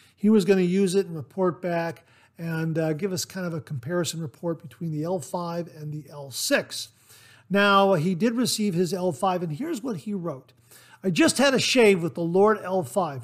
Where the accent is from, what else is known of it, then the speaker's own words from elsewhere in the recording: Ohio, United States; I was born and raised in Ohio